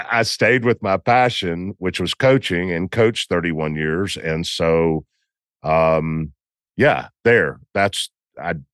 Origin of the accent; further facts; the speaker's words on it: Southern US, United States; so, you know, I'm from the South.